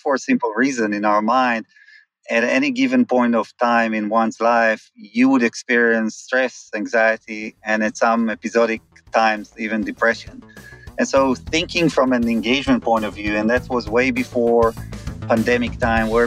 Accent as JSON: {"language": "English", "country": "Israel", "tie": "born or raised there", "moved": "as an adult", "said": "I grew up in Israel, moved here about 21 years ago with my previous company"}